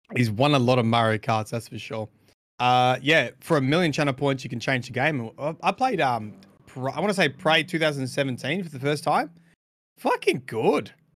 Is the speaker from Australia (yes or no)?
yes; Australia; we're we're Australian